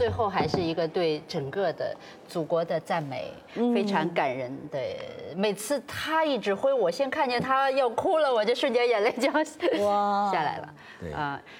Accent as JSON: {"language": "Chinese", "region": "Jilin", "country": "China", "tie": "born or raised there", "said": "我生在吉林啊，东北人。"}